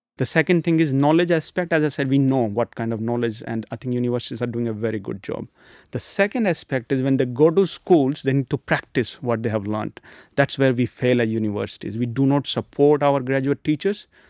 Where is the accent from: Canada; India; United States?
India; moved away; I come from India, so I had some good connections in India